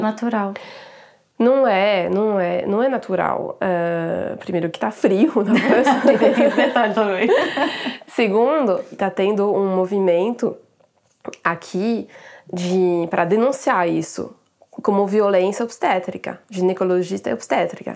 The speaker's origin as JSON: {"language": "Portuguese", "country": "France", "second_language": "Portuguese", "said": "para mim como francesa"}